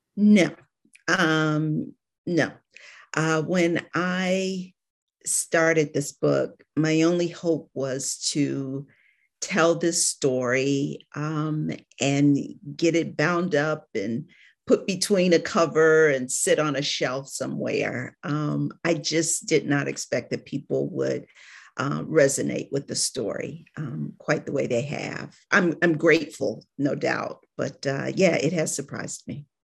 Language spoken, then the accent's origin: English; Cleveland, Ohio, United States; moved away as an adult; now in Atlanta, United States; I'm from Cleveland, Ohio